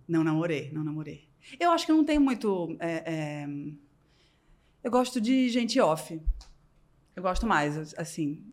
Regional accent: Recife, Pernambuco, Brazil; moved away as an adult; now in São Paulo, Brazil; eu sou de Recife

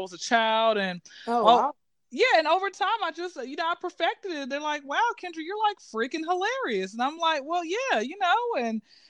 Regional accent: Atlanta, Georgia, United States; I'm originally from Atlanta, Georgia, and I've been to Atlanta, you know, been living out in Atlanta since I was zero

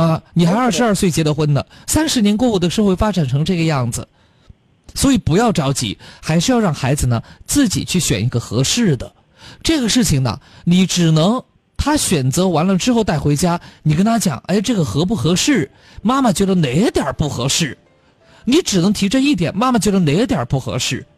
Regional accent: Chongqing, China; accent: Chongqing dialect; 咱们重庆话对。和普通话这个称谓啊，有些时候容易混淆

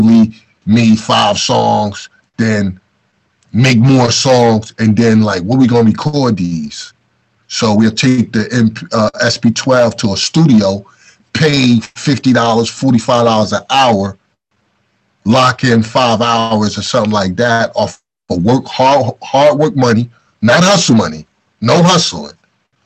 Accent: Newark, New Jersey, United States; also born or lived in East Orange, New Jersey; Newark and East Orange is where I'm from. I was born in Newark. At 11th grade, we moved to East Orange, in New Jersey

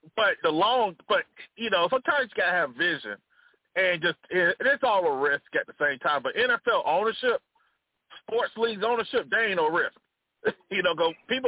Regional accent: Montgomery, Alabama, United States; I'm a Bama State fan, they my hometown

